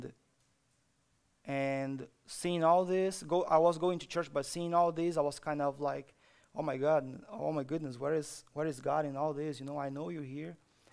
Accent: Brazil; moved away; So, I'm from Brazil. I grew up in Brazil

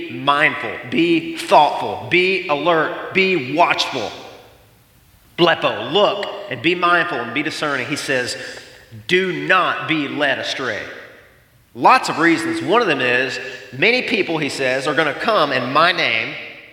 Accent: the Bible Belt, the South, United States; moved away; I came from the Bible Belt, from the South

